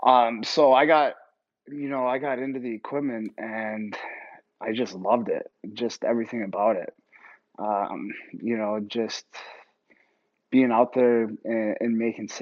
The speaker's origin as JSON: {"language": "English", "town": "Ogdensburg", "region": "New York", "country": "United States", "tie": "born or raised there", "moved": "yes", "said": "growing up in Ogdensburg, New York, in upstate New York"}